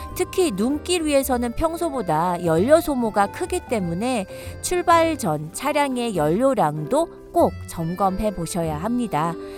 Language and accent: Korean; South Korea; now in United States; 저도 한국인이니까